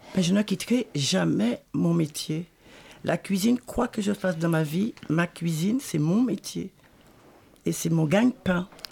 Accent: Paris, Île-de-France, France; also born or lived in Pointe-à-Pitre, Guadeloupe; je suis née à, Pointe-à-Pitre. Moi, j'ai grandi, oui, euh, de Panama à, la Goutte d'Or

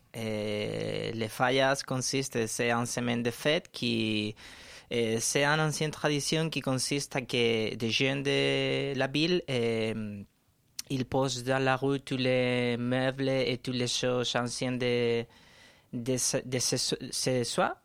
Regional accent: Valencia, Valencian Community, Spain; French is a second language; moved away as an adult; also born or lived in Madrid; now in Paris, France; je viens de Valencia

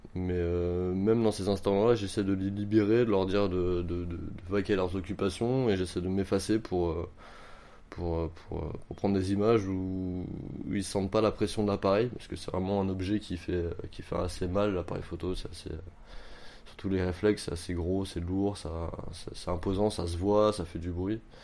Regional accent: Montreuil, Île-de-France, France; j'ai 29 ans, je viens de Montreuil

